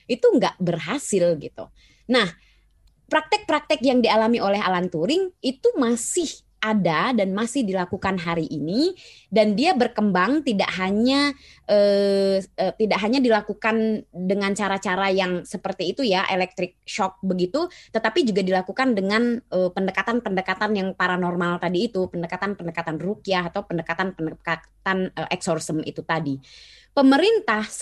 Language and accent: Indonesian; Indonesia; born there; Kalau boleh milih sih saya juga nyesel lahir di Indonesia ya kan.